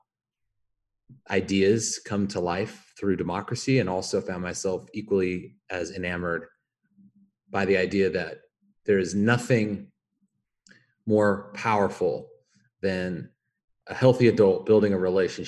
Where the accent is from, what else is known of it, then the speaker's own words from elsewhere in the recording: Spokane, Washington, United States; moved away as an adult; now in Portland, United States; I was originally born and raised in Spokane, Washington, in the Inland Empire